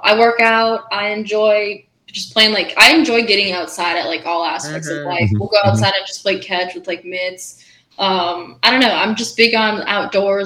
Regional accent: Minnesota, United States; accent: Minnesotan; my accent thing here from Minnesota

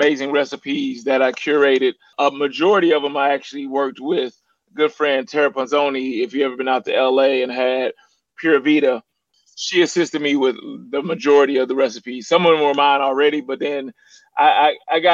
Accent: St. Louis, Missouri, United States; I'm from St. Louis, which the area code is 314

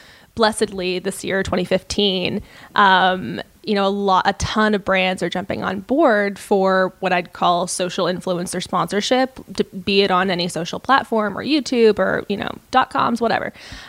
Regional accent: Los Angeles, California, United States; Los Angeles. Yeah.

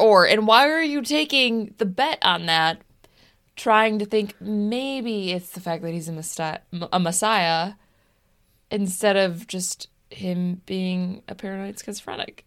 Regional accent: Des Plaines, Illinois, United States; I actually grew up in a house in Des Plaines near train tracks

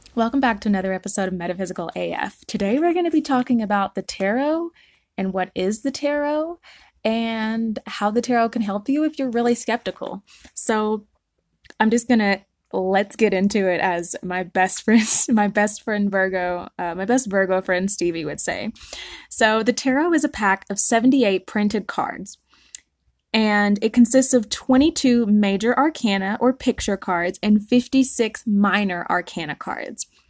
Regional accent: the South, United States; I'm from the South

